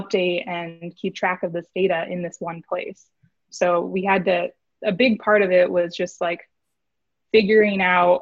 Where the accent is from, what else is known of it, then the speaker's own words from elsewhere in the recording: Des Moines, Iowa, United States; moved away as an adult; also born or lived in St. Louis / Chicago; now in Austin, United States; I grew up in Des Moines, Iowa